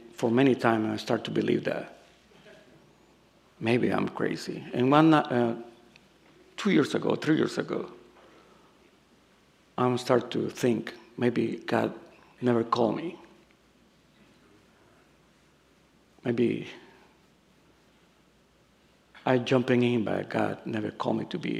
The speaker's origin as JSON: {"language": "English", "country": "El Salvador", "also_born_or_lived": "Los Angeles, United States", "accent": "Salvadorian", "second_language": "English", "moved": "yes", "said": "I come from El Salvador."}